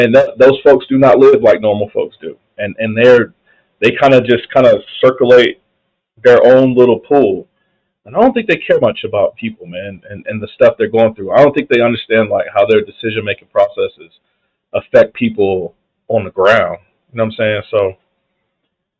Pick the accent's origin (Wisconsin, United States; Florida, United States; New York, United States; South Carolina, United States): South Carolina, United States; Clemson; now in Nevada, United States; I grew up in South Carolina